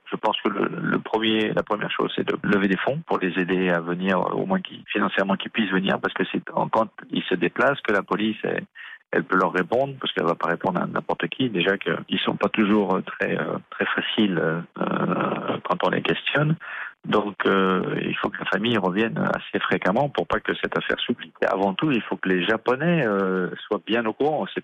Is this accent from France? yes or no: yes; France; now in Japan; en tant que Français